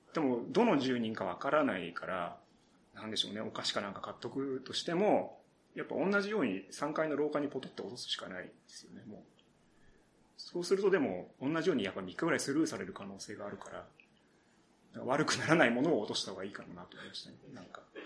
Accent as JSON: {"language": "Japanese", "region": "Saitama", "country": "Japan", "tie": "born or raised there", "also_born_or_lived": "Mie Prefecture", "said": "埼玉県出身で、ちょっとだけ、ね、あの、小さい頃三重県に住んでたこともあります。"}